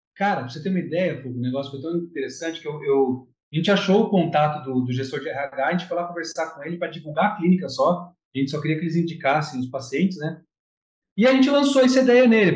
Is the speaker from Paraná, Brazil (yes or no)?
no; Jacareí, São Paulo, Brazil; now in Guarujá, Brazil; eu sou de Jacareí, na verdade sou do interior, mas eu moro em Guarujá, tem alguns anos já